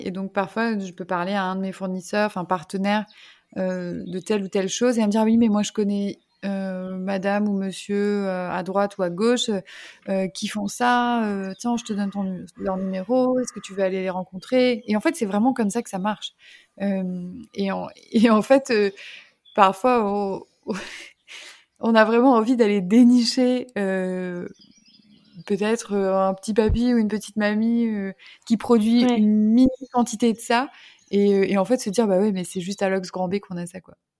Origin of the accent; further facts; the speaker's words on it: Lyon, Auvergne-Rhône-Alpes, France; moved away as an adult; also born or lived in Paris; now in Mauritius; je suis originaire de Lyon